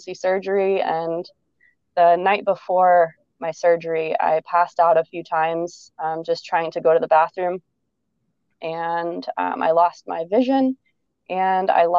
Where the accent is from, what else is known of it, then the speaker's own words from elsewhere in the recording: outside of Chicago, Illinois, United States; also born or lived in Ohio State University, Ohio; I grew up outside of Chicago.